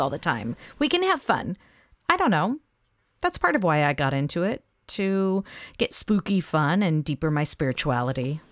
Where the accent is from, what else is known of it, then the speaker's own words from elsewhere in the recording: the South, United States; accent: Southern; my Southern accent